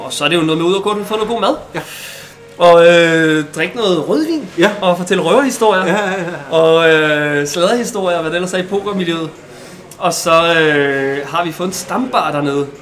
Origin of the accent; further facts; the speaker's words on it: Bornholm, Capital Region of Denmark, Denmark; jeg er, øh, øh, vel nok poker det til eneste Bornholmer